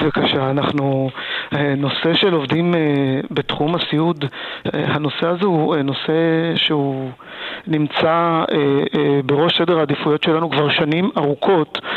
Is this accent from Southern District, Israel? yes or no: yes; Talmei Eliyahu, Southern District, Israel; moved away; אני עצמי נולדתי ב, בעוטף עזה